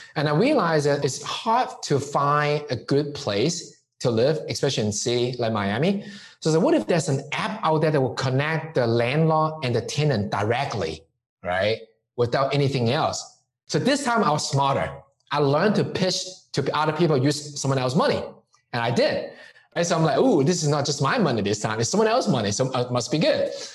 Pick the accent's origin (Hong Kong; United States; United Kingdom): Hong Kong; moved away; growing up in Hong Kong